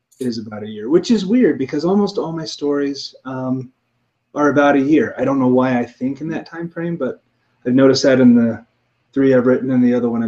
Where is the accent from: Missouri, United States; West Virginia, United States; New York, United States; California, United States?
Missouri, United States; I grew up in Missouri